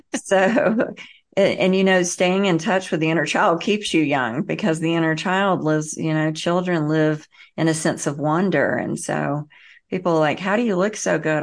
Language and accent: English; the South, United States; I grew up in the South and the Bible Belt